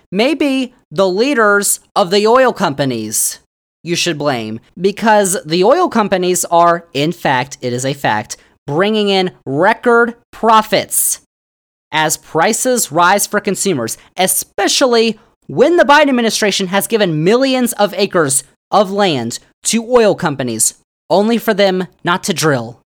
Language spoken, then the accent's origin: English; Virginia, United States; Virginia, my home state